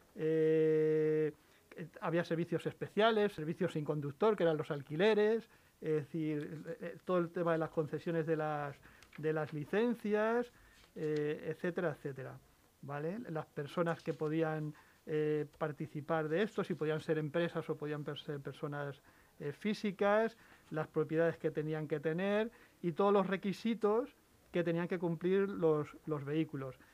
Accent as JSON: {"language": "Spanish", "town": "La Guardia", "region": "Castilla-La Mancha", "country": "Spain", "tie": "born or raised there", "moved": "yes", "said": "Mi, pueblo es en, Toledo, en La Guardia, en, mm. La Mancha, en, la carretera de Andalucía"}